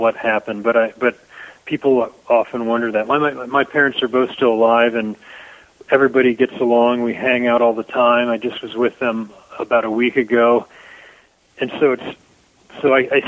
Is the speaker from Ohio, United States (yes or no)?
yes; Dayton, Ohio, United States; moved away; I grew up right on the whole area, Brown Street